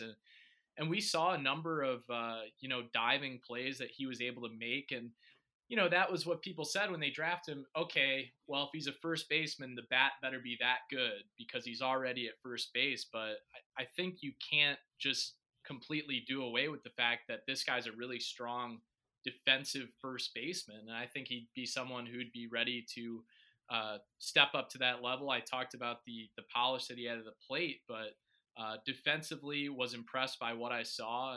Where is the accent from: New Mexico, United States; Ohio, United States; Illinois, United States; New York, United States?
Illinois, United States; Batavia; I grew up in Batavia, um, about 40 minutes west of Chicago